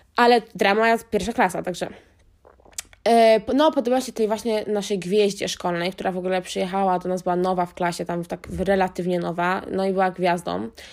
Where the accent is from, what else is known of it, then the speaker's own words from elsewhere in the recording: Wiślica, Świętokrzyskie Voivodeship, Poland; a ja byłam ze wsi, pod Wiślicą